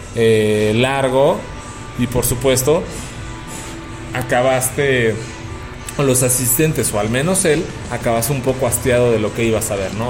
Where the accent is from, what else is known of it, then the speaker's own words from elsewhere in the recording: Mexico City, Mexico; me ubica como el chilango